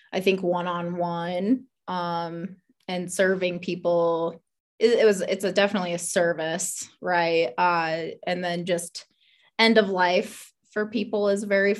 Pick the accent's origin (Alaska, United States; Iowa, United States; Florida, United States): Iowa, United States; moved away as an adult; also born or lived in Omaha, Nebraska; I was born in Omaha, Nebraska. Grew up in Iowa. So small town Iowa, grew up in a town about 200 people or so